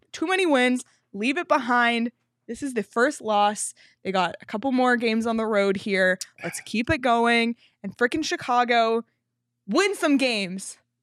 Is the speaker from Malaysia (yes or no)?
no; Canada; I'm Canadian